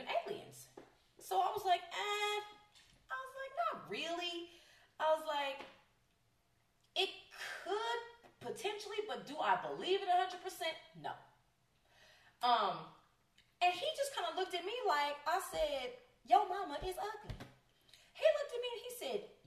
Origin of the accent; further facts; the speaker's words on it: California, United States; I'm born and raised in California